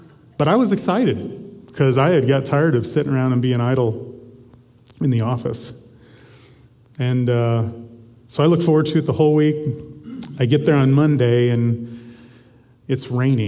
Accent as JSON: {"language": "English", "region": "Southwest Missouri", "country": "United States", "tie": "born or raised there", "said": "I grew up in Southwest Missouri"}